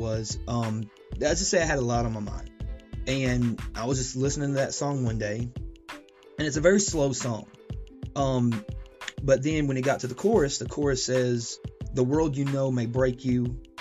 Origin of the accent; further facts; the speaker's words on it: Chattanooga, Tennessee, United States; moved away as an adult; now in Georgia, United States; I'm Chattanooga born and bred.